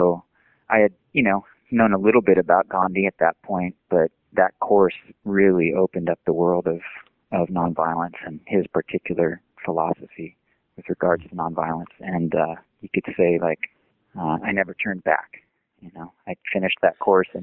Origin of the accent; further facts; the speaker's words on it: San Diego, California, United States; now in Chico, United States; I grew up in San Diego